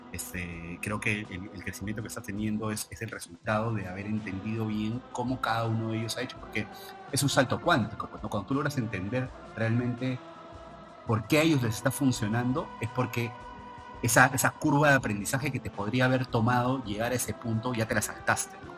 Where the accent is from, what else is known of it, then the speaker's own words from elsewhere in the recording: Trujillo, La Libertad, Peru; now in Lima, Peru; soy de Trujillo